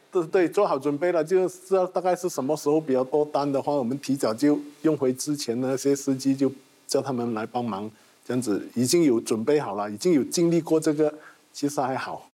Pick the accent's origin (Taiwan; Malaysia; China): Malaysia; 我们马来西亚这边